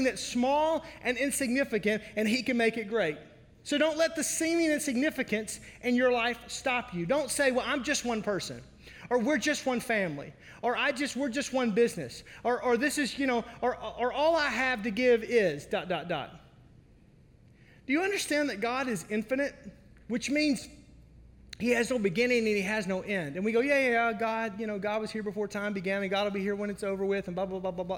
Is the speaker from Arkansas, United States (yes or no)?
yes; Arkansas, United States; now in Wisconsin, United States; I was raised in Arkansas.